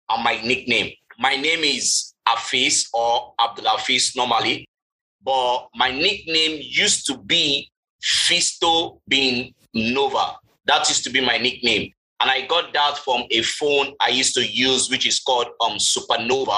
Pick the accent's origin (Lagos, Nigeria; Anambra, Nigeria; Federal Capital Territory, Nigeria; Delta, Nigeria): Lagos, Nigeria; I grew up in Festac Town